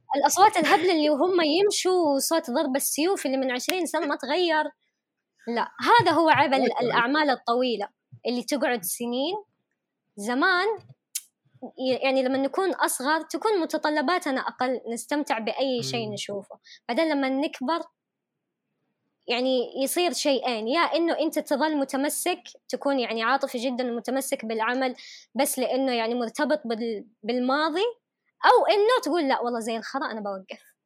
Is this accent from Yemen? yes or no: yes; Yemen; accent: Yemeni; انا كيمنيه